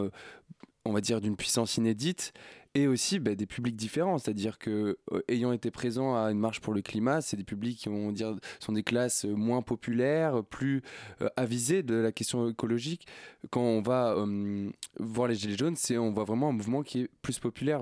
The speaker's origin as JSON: {"language": "French", "area": "Basque Country", "region": "Nouvelle-Aquitaine", "country": "France", "said": "je viens du Pays Basque"}